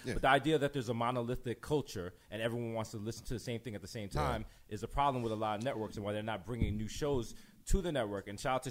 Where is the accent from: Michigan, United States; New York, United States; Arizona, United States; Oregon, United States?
New York, United States; as a being born and raised in New York